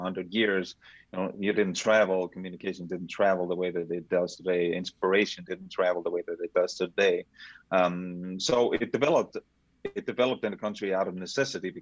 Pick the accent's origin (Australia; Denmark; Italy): Denmark; moved away; growing up in Denmark